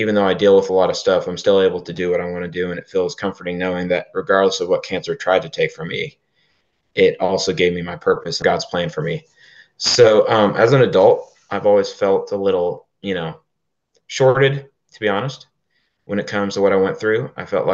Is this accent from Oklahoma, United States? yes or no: yes; Oklahoma, United States; We're from Oklahoma, born and raised in Oklahoma